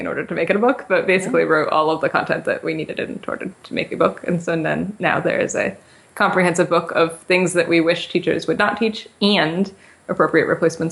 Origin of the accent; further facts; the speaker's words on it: West Hartford, Connecticut, United States; I grew up in West Hartford